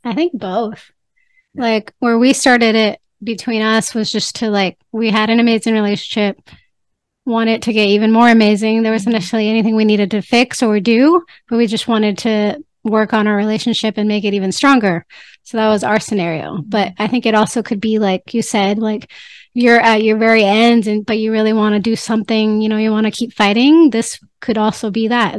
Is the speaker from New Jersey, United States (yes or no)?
no; California, United States; moved away as an adult; now in Mexico; I'm Mexican, uh, but I was born in California. So spend most of my time in the United States